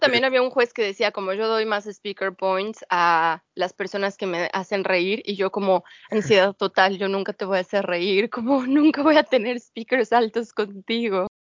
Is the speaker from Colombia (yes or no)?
no; Mexico; moved away as an adult; now in United Kingdom; soy mexicana